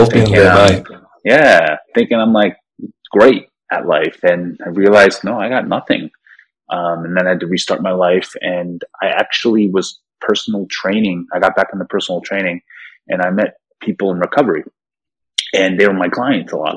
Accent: United States; also born or lived in South Korea; I came to America when I was probably like 3 or 4 years old

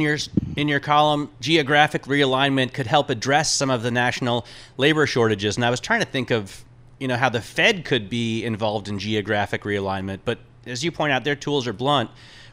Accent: Granville, Ohio, United States; I grew up in Granville.

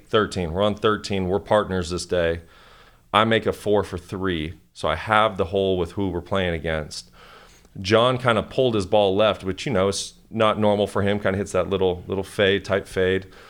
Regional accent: Kalispell, Montana, United States; moved away; grew up in Kalispell, Montana, um, very small town

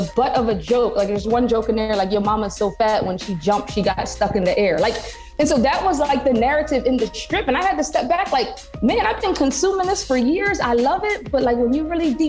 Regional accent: Philadelphia, Pennsylvania, United States; growing up in Philadelphia.

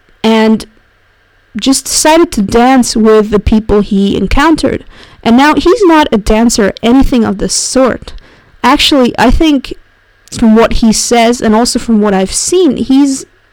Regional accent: Zurich, Switzerland; my hometown of Zurich

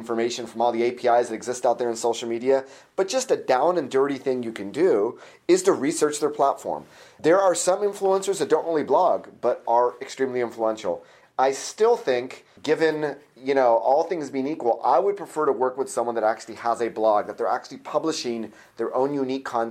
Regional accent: Orange County, California, United States; I'm from Orange County, California

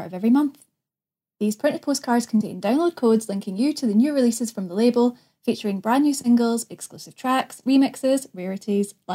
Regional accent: the West, Scotland, United Kingdom; moved away; I'm from the West

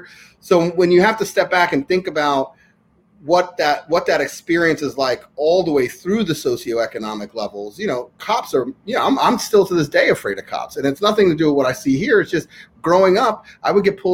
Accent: New York, United States; I'm born and raised in New York

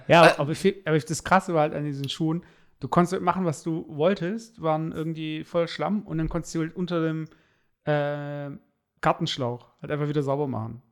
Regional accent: Stuttgart, Baden-Württemberg, Germany; bei uns in Baden-Württemberg, also in Stuttgart

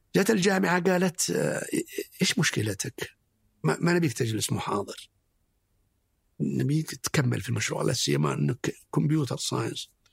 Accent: Abha, Asir, Saudi Arabia; نشأتي كانت في أبها و نشأت آه، آه، يتيم تقريبا

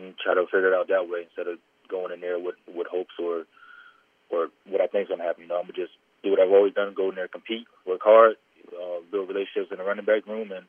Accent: Albany, New York, United States; Yeah, you know, I grew up in Albany, New York.

